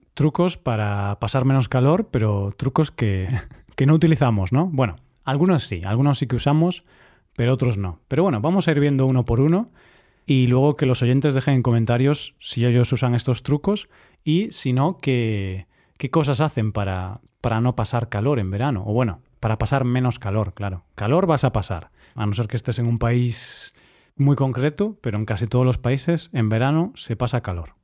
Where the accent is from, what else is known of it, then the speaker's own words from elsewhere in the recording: Vigo, Galicia, Spain; now in Cyprus; en Vigo, mi ciudad natal